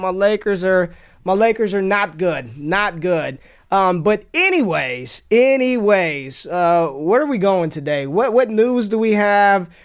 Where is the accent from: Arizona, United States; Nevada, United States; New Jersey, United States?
Nevada, United States; Las Vegas; Growing up in Vegas